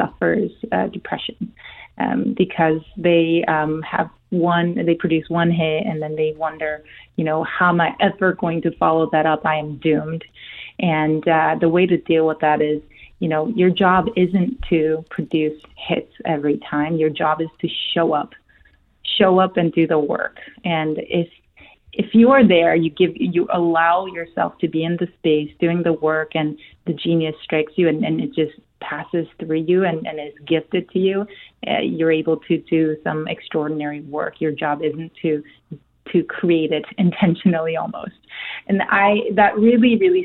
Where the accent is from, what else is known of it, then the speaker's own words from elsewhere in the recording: South Korea; first language Korean; English is a second language; moved away; So I'm Korean. I was born in Korea. That's my native language.